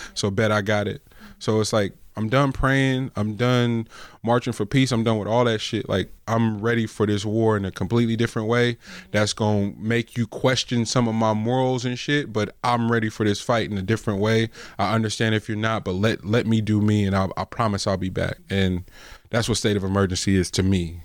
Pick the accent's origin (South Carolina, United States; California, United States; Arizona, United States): California, United States; the Bay Area; I'm from the Bay.